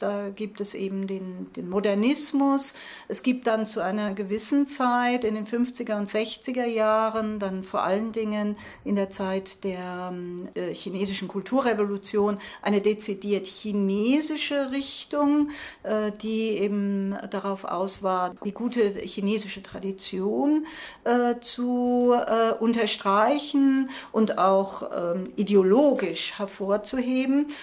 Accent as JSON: {"language": "German", "country": "Germany", "moved": "as an adult", "lives_now": "Taiwan", "said": "ich komme aus Deutschland"}